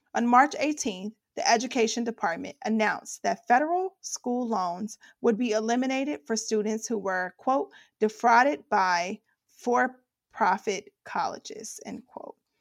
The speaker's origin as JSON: {"language": "English", "region": "Ohio", "country": "United States", "said": "I'm from Ohio."}